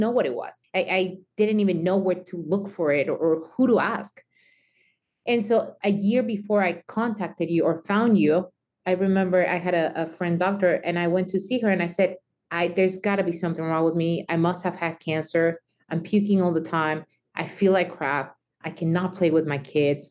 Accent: Mexico; moved away; me growing up in Mexico

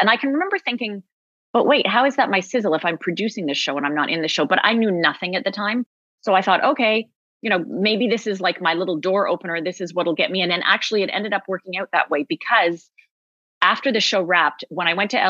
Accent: Toronto, Ontario, Canada; I am from Toronto

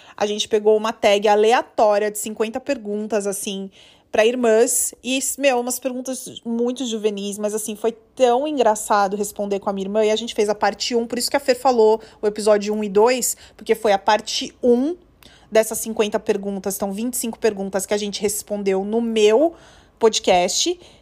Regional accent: Guarulhos, São Paulo, Brazil; eu sou de Guarulhos

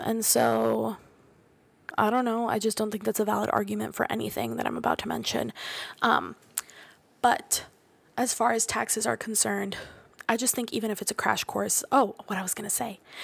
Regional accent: Florida, United States; I'm from Florida

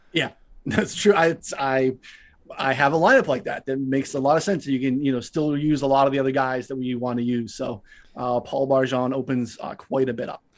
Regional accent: Eastern time zone, Eastern United States, United States; now in Chicago, United States; I grew up in the Eastern, so it took me a while to move to Central

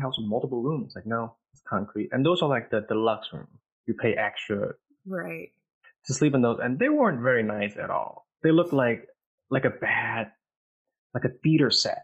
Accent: Vietnam; moved away; I'm from Vietnam, by the way. That's where I was born

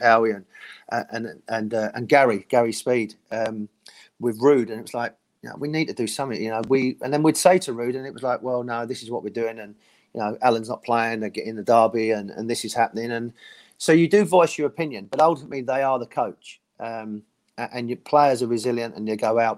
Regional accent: London, United Kingdom; And I'm from London, you know. I'm me and Les were born and bred in London

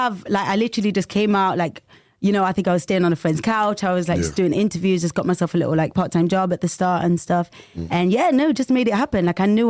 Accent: Nottingham, East Midlands, United Kingdom; moved away as an adult; now in London, United Kingdom; So I'm from Nottingham, actually.

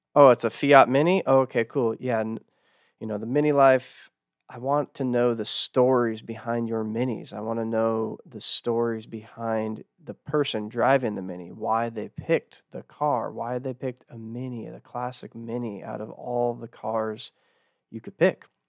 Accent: Texas, United States; growing up in Texas

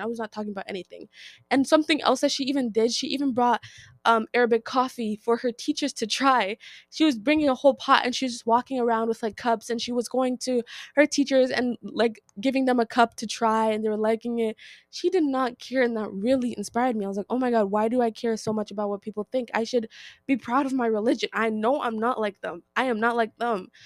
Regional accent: United States; I am Nigerian-American, so, like, my parents were born from Nigeria, but we were born in America

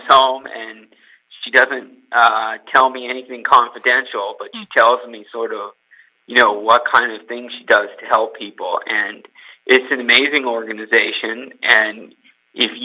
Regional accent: California, United States; moved away as an adult; now in Brooklyn, United States; I am from California.

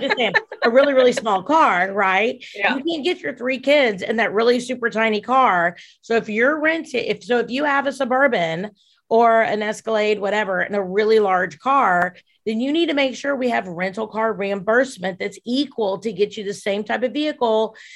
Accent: Dubuque, Iowa, United States; moved away; also born or lived in Wisconsin / Winona, Minnesota; I grew up in Iowa and Wisconsin

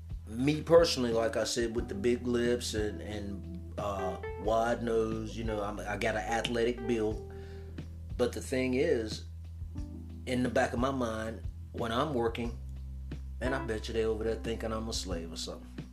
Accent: United States; growing up in America, any black man, if you don't look a certain way, you know, if you got dark skin, I'm dark skin

